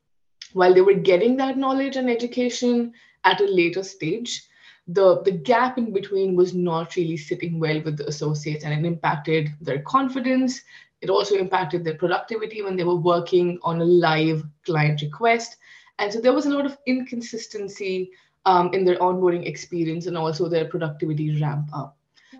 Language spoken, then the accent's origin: English; Kuwait; now in New Delhi, India; So I live in New Delhi, India. That's where I am from as well. But I've spent a lot of my childhood in the Middle East. So I've spent 18 years of my life in a country called Kuwait.